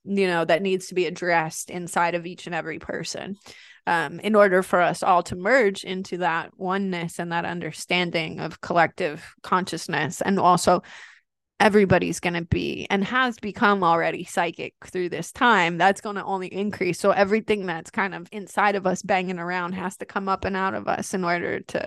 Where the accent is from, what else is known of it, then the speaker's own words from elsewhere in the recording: New York, United States; from New York and I'm Italian